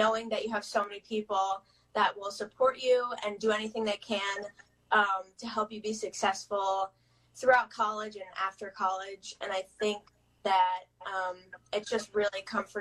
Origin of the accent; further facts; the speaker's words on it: the Jersey Shore, New Jersey, United States; I'm from New Jersey, the Jersey Shore. And I live over here. I grew up over here with my parents